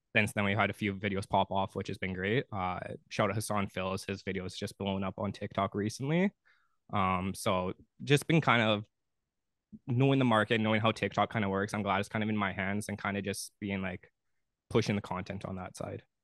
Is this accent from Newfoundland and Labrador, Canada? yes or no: no; Thunder Bay, Ontario, Canada; moved away as an adult; now in Ottawa, Canada; I'm originally from Thunder Bay